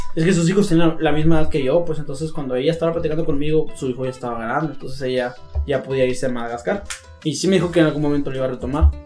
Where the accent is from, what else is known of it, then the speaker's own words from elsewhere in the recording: Mexico; como todo mexicano